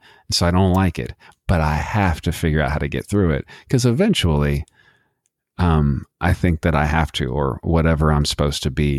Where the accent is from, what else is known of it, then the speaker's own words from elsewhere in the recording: Texas, United States; And we're both from Texas, both from the nasty, dirty desert of Texas.